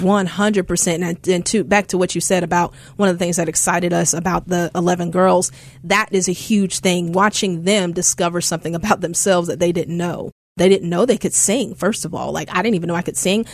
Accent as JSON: {"language": "English", "town": "Houston", "region": "Texas", "country": "United States", "tie": "born or raised there", "moved": "yes", "lives_now": "Memphis, United States", "said": "growing up in Houston, I grew up in the church"}